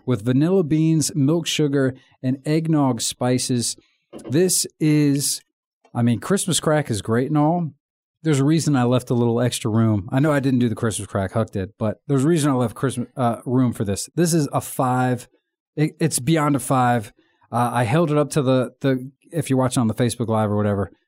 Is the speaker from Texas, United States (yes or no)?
no; Virginia, United States; accent: American; I'm from America, uh, Virginia